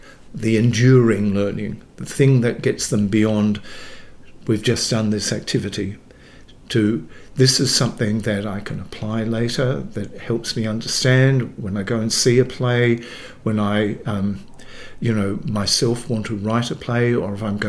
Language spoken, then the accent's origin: English; Dalwallinu, Western Australia, Australia; I'm a West Australian born. I was born in Dalwallinu, which is up country.